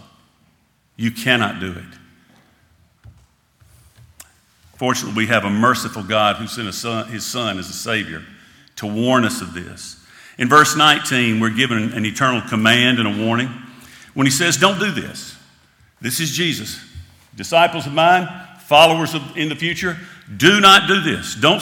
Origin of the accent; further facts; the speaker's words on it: United States; As an American